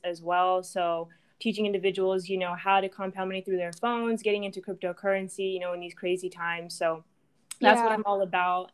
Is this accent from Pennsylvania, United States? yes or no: no; Orange County, California, United States; moved away as an adult; now in Dallas, United States; I grew up in Orange County